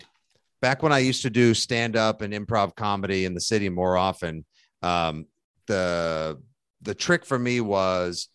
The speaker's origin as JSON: {"language": "English", "area": "South Shore, Boston", "region": "Massachusetts", "country": "United States", "said": "You know, that's how we do in Boston. I'm from South Shore"}